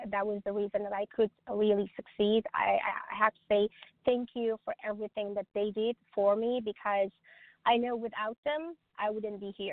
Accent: Stockholm, Stockholm County, Sweden; English is a second language; also born or lived in the country that my mom and dad came from; now in United States; I came to US eight years ago, so I raised and myself back in Stockholm, Sweden. I'm from Europe, so I raised myself

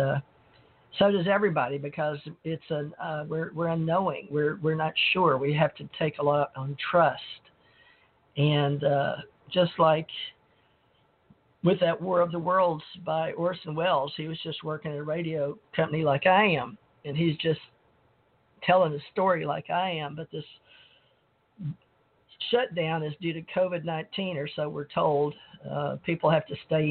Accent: Monroe, Louisiana, United States; now in Gulf Breeze, United States; I grew up around KNOE, so I learned from the time I was born in Monroe, Louisiana.

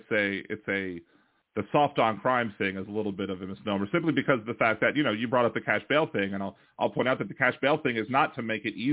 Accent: Maryland, United States; So yeah, Maryland's, I'm from Maryland.

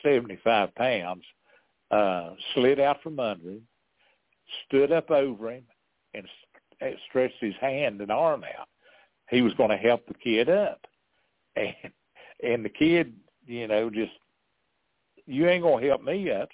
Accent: Keystone, West Virginia, United States; also born or lived in Norfolk; I grew up in Keystone, which is about a mile from Norfolk.

